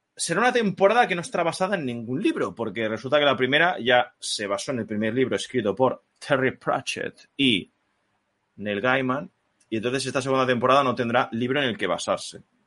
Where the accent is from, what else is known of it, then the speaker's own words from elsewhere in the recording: Spain; soy un puto español. No soy americano